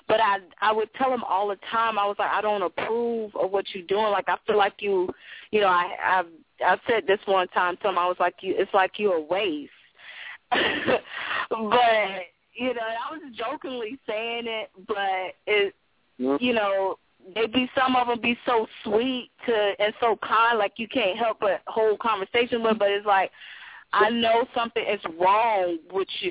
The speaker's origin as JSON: {"language": "English", "town": "Miami", "region": "Florida", "country": "United States", "tie": "born or raised there", "lives_now": "St. Petersburg, United States", "said": "I was born in Miami, but I live like in St. Pete"}